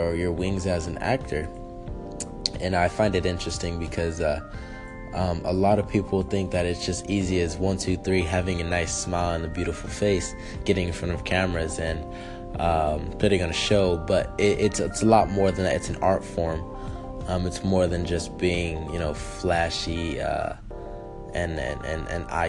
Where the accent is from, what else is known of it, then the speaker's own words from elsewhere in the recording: Los Angeles, California, United States; also born or lived in Fresno, California; now in Las Vegas, United States; I am from Los Angeles, California, born in Fresno, raised in the central part